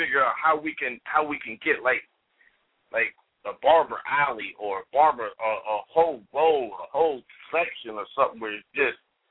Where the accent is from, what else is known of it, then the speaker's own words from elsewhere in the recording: Ohio, United States; I'm from Ohio.